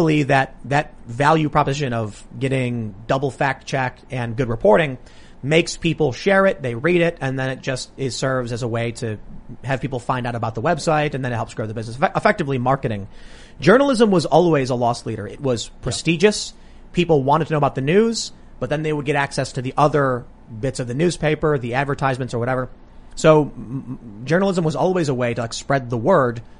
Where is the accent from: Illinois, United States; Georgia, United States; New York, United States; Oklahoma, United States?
Illinois, United States; Chicago; I grew up in the south side of Chicago